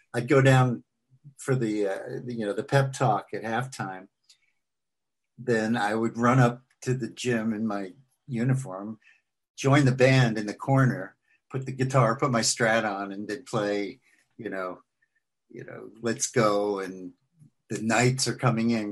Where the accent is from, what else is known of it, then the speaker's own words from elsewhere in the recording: New York City, New York, United States; moved away as an adult; also born or lived in Washington, D.C.; now in Franklin, Tennessee, United States; I grew up in Queens